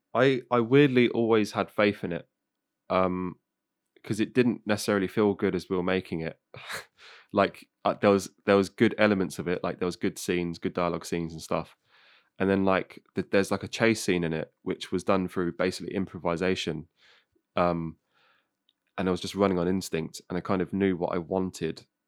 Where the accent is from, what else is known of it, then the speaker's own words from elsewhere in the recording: Northamptonshire, East Midlands, United Kingdom; I'm like from Northamptonshire